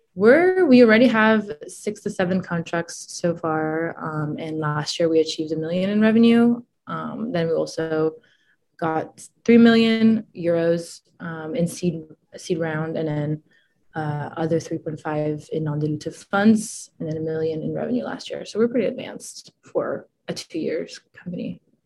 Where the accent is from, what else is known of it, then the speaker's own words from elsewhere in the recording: France; moved away; also born or lived in Italy / Boston; I'm originally from Italy. Uh, then when I was a kid, I we moved to France, me and my family, and so I grew up in the French